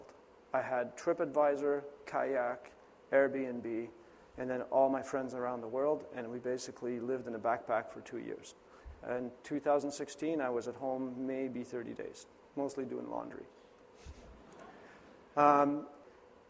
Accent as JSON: {"language": "English", "country": "Canada", "tie": "born or raised there", "said": "I was born in Canada"}